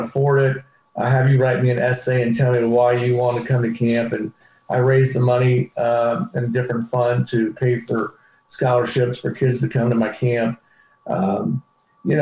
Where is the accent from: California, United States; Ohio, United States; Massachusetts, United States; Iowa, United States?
California, United States; Paso Robles; moved away; I grew up in Paso Robles